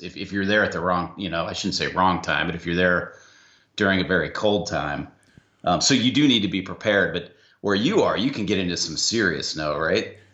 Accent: Ohio, United States; now in Atlanta, United States; I was born in Ohio

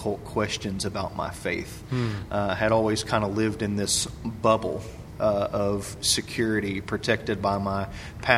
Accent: Cleveland, Tennessee, United States; I grew up in Cleveland, Tennessee

